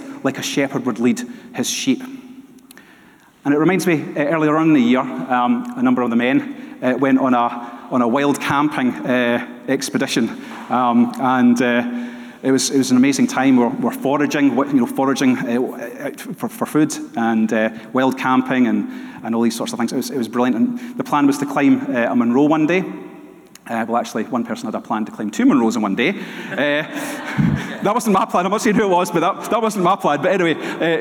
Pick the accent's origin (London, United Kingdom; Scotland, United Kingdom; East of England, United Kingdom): Scotland, United Kingdom; Dunoon; also born or lived in Glasgow; for a large part of my childhood, I grew up in Dunoon